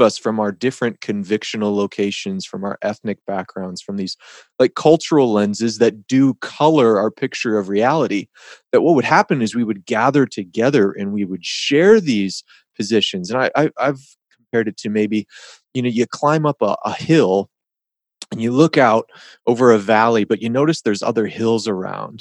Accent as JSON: {"language": "English", "town": "Detroit", "region": "Michigan", "country": "United States", "tie": "born or raised there", "said": "I grew up in the Detroit area in Michigan"}